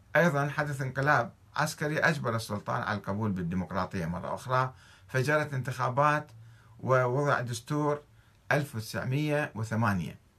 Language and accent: Arabic; Saudi Arabia; عندنا في السعودية